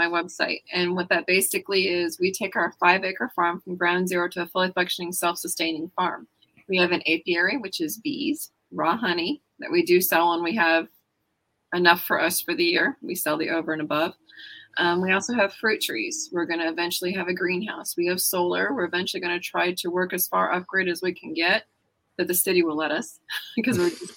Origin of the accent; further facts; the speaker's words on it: Texas, United States; I'm a Texan